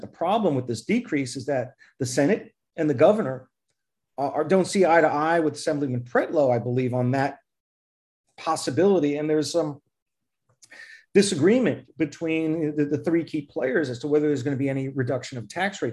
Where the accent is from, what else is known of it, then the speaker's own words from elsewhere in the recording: New York City, New York, United States; moved away; also born or lived in Flushing, New York / East Meadow, Long Island; I grew up in Forest Hills, moved to Flushing, lived in East Meadow in Long Island.